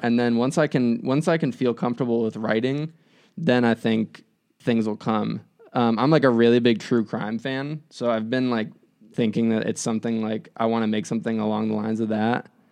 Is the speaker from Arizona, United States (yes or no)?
yes; Phoenix, Arizona, United States; now in Chicago, United States; I'm from Phoenix